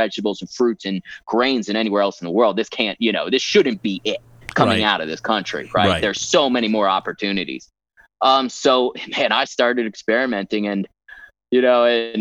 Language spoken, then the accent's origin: English; United States; moved away; also born or lived in Peru; We don't even have this stuff in the US